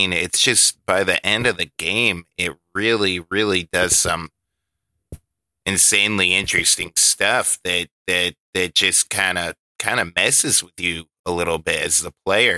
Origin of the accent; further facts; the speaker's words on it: Canada; I'm Canadian. The game is Canadian. Deal with it.